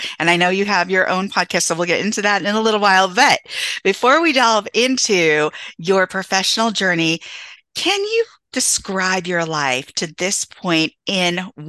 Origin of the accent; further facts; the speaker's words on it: Santa Cruz, California, United States; And so, growing up in California, and people think, oh, it's diverse, it's diverse. And I grew up in a small beach town off the coast in Santa Cruz.